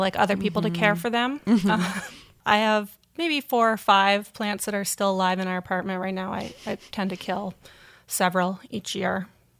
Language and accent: English; Townshend, Vermont, United States; I grew up in Vermont, actually, in a little town called Townsend.